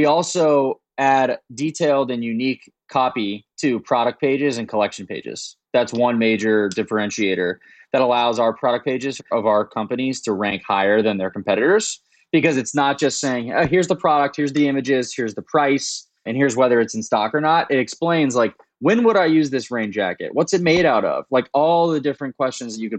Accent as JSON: {"language": "English", "town": "Daytona Beach", "region": "Florida", "country": "United States", "tie": "born or raised there", "also_born_or_lived": "Washington, D.C. / San Francisco", "moved": "as an adult", "said": "I grew up in Daytona Beach, Florida"}